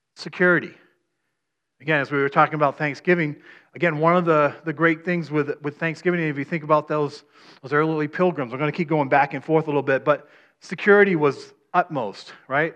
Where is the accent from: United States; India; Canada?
United States; Maine; I'm from Maine